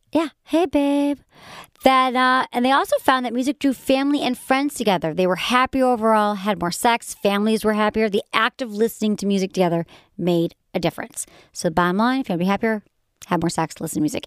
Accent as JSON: {"language": "English", "region": "Michigan", "country": "United States", "accent": "Michigan", "said": "when my Michigan accent comes out."}